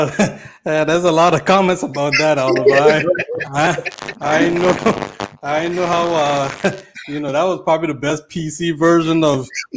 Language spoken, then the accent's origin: English; U.S. Virgin Islands; I know, you know, we're all from the Virgin Islands here.